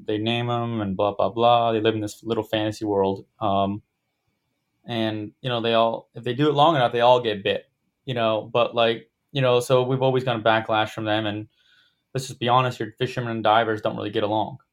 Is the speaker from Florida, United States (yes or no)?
yes; Florida, United States; growing up in Florida